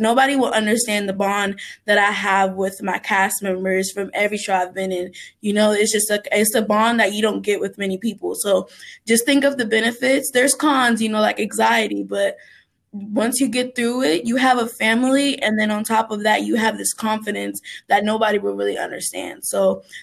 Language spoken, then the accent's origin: English; Naples, Florida, United States; moved away; also born or lived in Kentucky; I'm from Florida. So in Naples, we have this theater called the Sugden Theater.